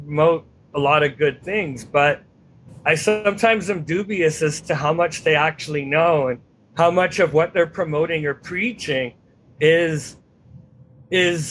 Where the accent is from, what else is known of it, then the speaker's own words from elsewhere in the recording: Vancouver, British Columbia, Canada; also born or lived in Texas; I grew up and I'm from the Pacific Northwest, despite living in a few years in Texas